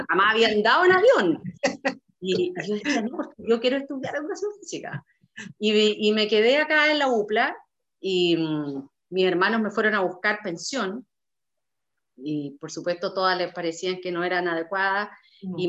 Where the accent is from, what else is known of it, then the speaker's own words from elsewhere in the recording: Vallenar, Atacama, Chile; yo soy eh, nacida y criada en, Vallenar, a 660 kilómetros de, la capital al norte